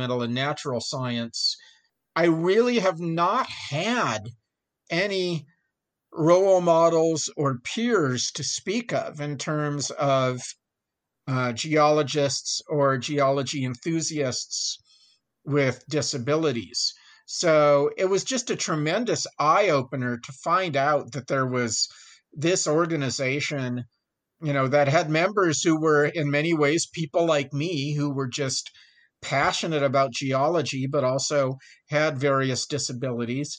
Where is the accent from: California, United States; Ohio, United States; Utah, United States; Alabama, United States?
California, United States; San Francisco Bay Area, Northern; moved away as an adult; also born or lived in Davis, California; now in El Paso, United States; I'm from Northern California. I grew up in the San Francisco Bay Area